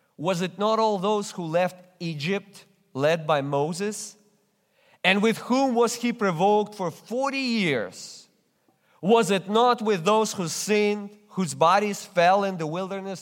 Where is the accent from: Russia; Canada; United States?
Russia; English is a second language; moved away as an adult; in church in Russia, when I barely spoke any English